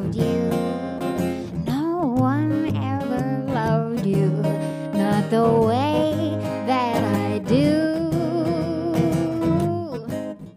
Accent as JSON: {"language": "English", "town": "Houston", "region": "Texas", "country": "United States", "tie": "born or raised there", "also_born_or_lived": "Austin, Texas", "moved": "as an adult", "lives_now": "Brooklyn, United States", "said": "I was born and raised in Houston and moved to Austin, Texas, eventually, where I spent 10 years"}